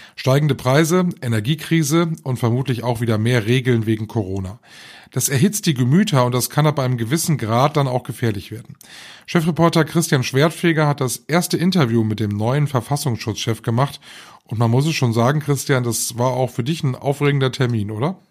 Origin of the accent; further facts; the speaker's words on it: North Rhine-Westphalia, Germany; bei uns in NRW